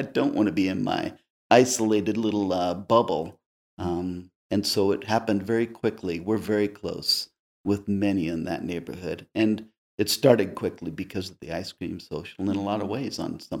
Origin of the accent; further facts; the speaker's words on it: Texas, United States; Oh, I did. My father was a missionary. And we're all from Texas, big family out of Texas.